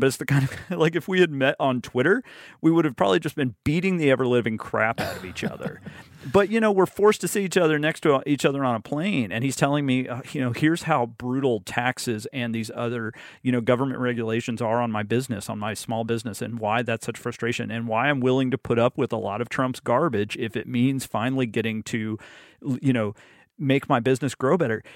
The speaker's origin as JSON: {"language": "English", "region": "Alabama", "country": "United States", "tie": "born or raised there", "moved": "as an adult", "said": "I grew up in Alabama"}